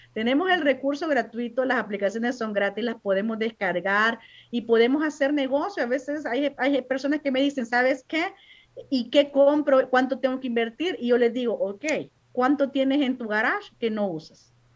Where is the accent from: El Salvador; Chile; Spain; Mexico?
El Salvador; moved away as an adult; now in United States; yo soy de origen salvadoreña